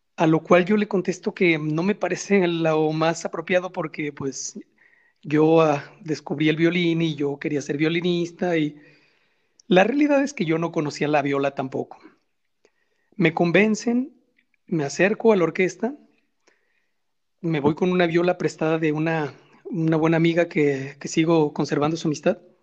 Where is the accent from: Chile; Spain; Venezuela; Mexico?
Mexico; Guadalajara, Jalisco; nosotros como mexicanos, como tapatíos